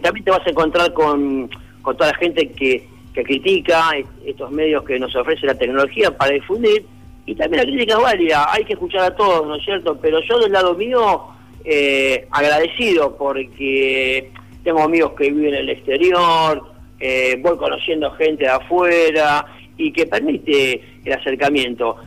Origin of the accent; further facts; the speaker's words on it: Quilmes, Buenos Aires Province, Argentina; Una banda de música de Quilmes, conformada por amigos que somos de Quilmes también